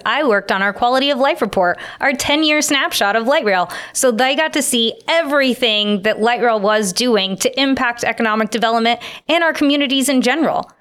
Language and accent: English; Phoenix, Arizona, United States; Growing up in the Valley as a Phoenix native